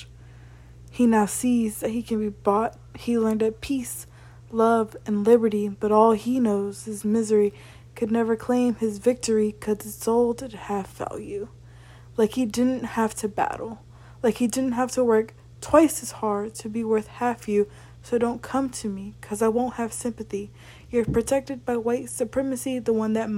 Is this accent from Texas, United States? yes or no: no; Largo, Florida, United States; I'm from Largo, Florida